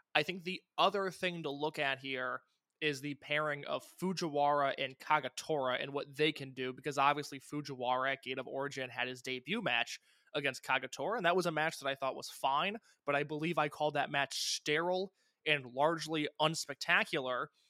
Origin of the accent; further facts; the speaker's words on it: Indiana, United States; I'm from Indiana